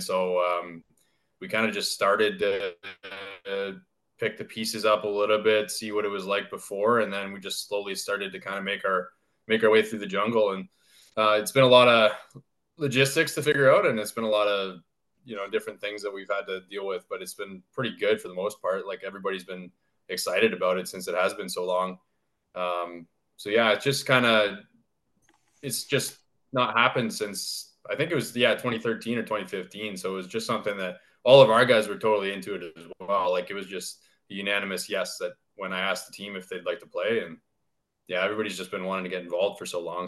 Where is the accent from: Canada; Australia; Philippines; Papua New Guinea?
Canada; London, Ontario; now in Sudbury, Canada; growing up in London